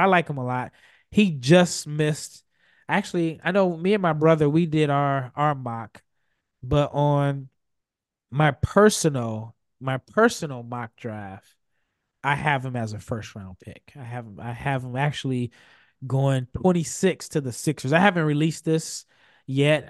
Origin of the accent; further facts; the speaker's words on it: Omaha, Nebraska, United States; I'm from Omaha